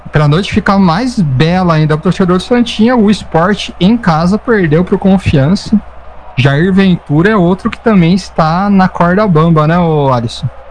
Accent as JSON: {"language": "Portuguese", "town": "Campinas", "region": "São Paulo", "country": "Brazil", "said": "aqui da minha terra"}